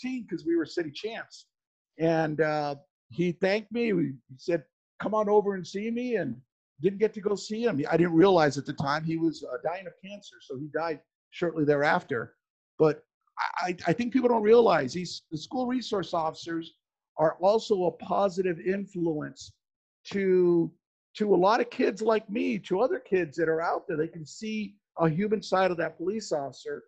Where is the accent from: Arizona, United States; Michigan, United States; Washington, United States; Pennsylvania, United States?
Arizona, United States; Phoenix; born and raised in Phoenix, grew up in inner city Phoenix.